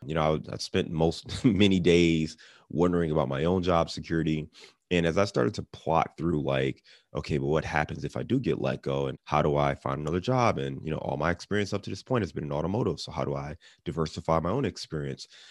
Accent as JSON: {"language": "English", "town": "Cleveland", "region": "Ohio", "country": "United States", "moved": "yes", "lives_now": "Cincinnati, United States", "said": "I'm, I'm in Cincinnati now, and I'm from Cleveland"}